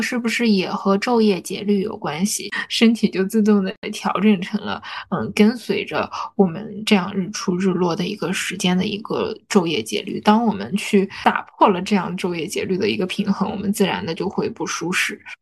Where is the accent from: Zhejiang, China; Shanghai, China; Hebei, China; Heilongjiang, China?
Heilongjiang, China; Harbin; 就是我们哈尔滨人冬天也是吃冰淇淋的